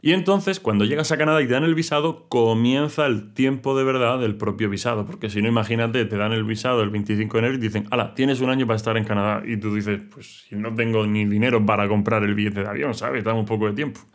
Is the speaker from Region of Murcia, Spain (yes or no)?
yes; Region of Murcia, Spain; soy murciano